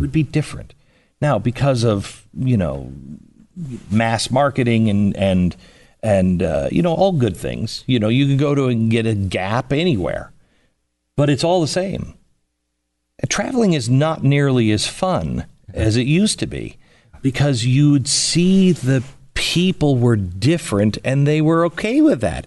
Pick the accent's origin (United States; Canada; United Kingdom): United States; Seattle, Washington; moved away; I'm a West Coast guy. I grew up in Seattle.